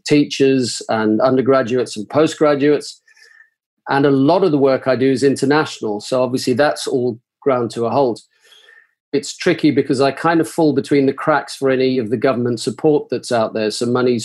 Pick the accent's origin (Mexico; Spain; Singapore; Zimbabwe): Zimbabwe; now in Manchester, United Kingdom; I'm originally from Zimbabwe in South Africa, but I have been here for now the past 40 years.